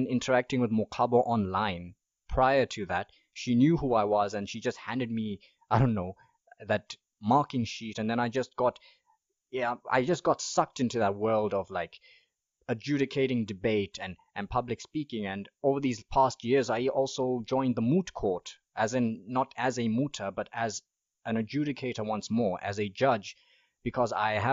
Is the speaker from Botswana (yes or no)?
yes; Mahalapye, Central District, Botswana; also born or lived in Gaborone / Palapye; I spent my childhood in Mahalape, but Palape is where I went to high school